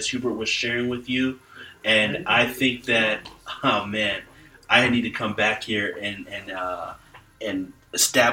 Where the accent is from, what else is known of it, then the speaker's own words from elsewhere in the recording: Ghana; I'm from Ghana